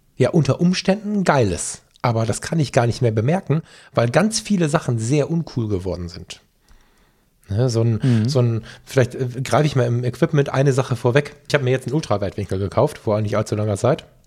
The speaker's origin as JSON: {"language": "German", "area": "Ruhr area", "region": "North Rhine-Westphalia", "country": "Germany", "said": "bei uns im Ruhrgebiet"}